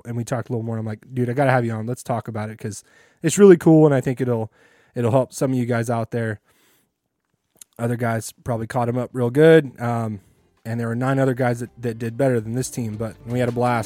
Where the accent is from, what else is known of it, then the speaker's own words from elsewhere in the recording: Fresno, California, United States; now in Bay Area, United States; I'm living in the Bay Area, but I grew up in Fresno.